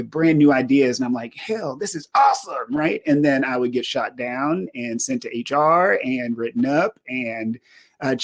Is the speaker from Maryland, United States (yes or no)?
no; Lufkin, Texas, United States; moved away as an adult; also born or lived in Kentucky; So I'm originally from East Texas, a small town called Lufkin, Texas. Grew up there